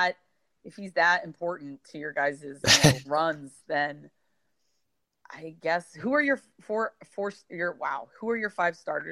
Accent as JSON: {"language": "English", "town": "Miami", "region": "Florida", "country": "United States", "tie": "born or raised there", "moved": "yes", "lives_now": "Washington, D.C., United States", "said": "growing up in Miami"}